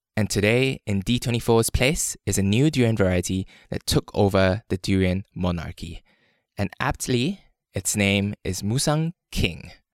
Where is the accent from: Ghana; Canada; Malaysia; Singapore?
Malaysia; When I was a kid growing up in Malaysia